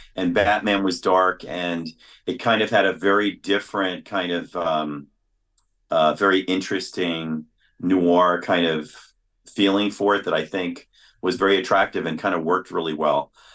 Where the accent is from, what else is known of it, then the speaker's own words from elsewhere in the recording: New York City, New York, United States; I grew up in New York City